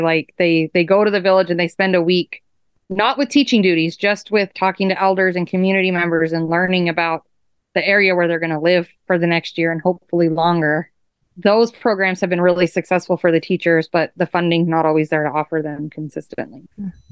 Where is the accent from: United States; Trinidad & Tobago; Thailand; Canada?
United States; Fairbanks, Alaska; moved away as an adult; now in Point Hope, United States; I was born and raised in Fairbanks, Alaska, which is interior Alaska